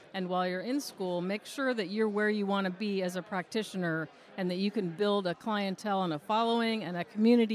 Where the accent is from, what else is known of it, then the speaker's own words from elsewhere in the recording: Richmond, Virginia, United States; Richmond, Virginia.